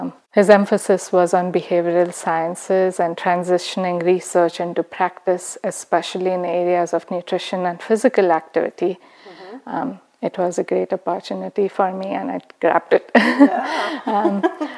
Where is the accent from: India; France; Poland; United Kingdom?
India; moved away as an adult; now in United States; I'm from India. I was born and raised in India. I moved to the U.S. 13 years ago after I got married.